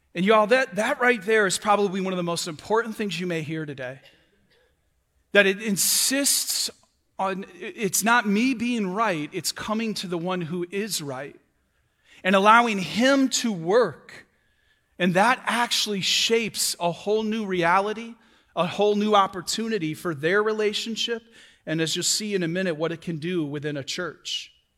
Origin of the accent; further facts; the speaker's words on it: Michigan, United States; moved away as an adult; now in Florida, United States; I'm from Michigan. I've been here two years.